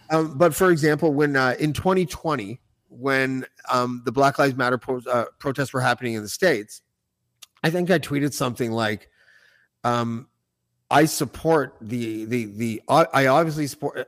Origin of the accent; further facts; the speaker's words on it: Whitby, Ontario, Canada; the Hasty Market near my house and where I grew up in Whitby